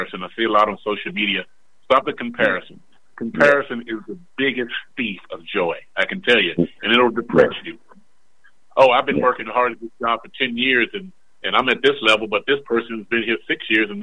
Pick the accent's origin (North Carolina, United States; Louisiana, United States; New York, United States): North Carolina, United States; Charlotte; I grew up in Boulevard Homes here in Charlotte